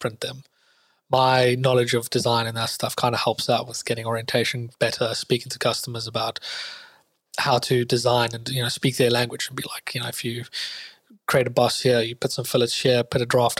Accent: South Africa; moved away as an adult; now in London, United Kingdom; I'm originally from South Africa

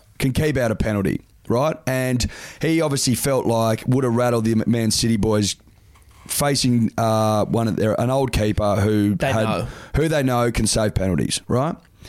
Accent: Australia; I'm not European. I'm Australian

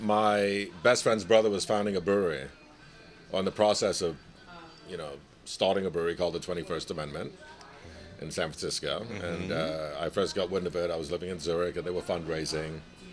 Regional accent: Nigeria; born there; also born or lived in Sierra Leone; I was born in Nigeria. My father was born in Sierra Leone.

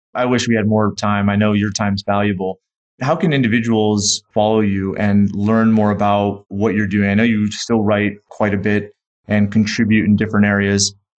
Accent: Hartford, Connecticut, United States; I'm from Hartford.

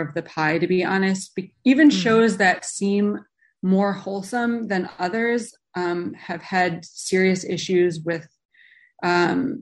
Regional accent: Chicago, Illinois, United States; I grew up in Chicago.

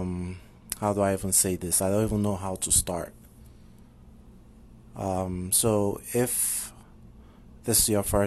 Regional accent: Nigeria; moved away as an adult; now in United States; You know I'm Nigerian and that I've been living in the U.S. for about 3 years now. I grew up in Nigeria, lived there for most of my life.

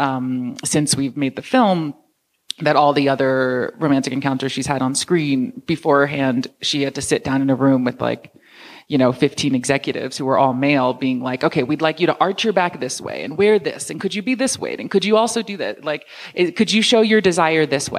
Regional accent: New York, United States; I grew up in New York

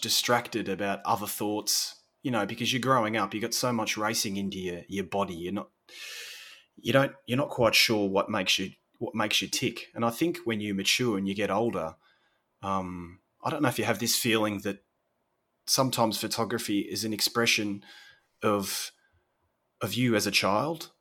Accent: Sorrento, Victoria, Australia; moved away as an adult; now in Italy; so I'm from a little beach country town in Australia, little fishing town, fishing village called Sorrento, which is about two hours south of Melbourne

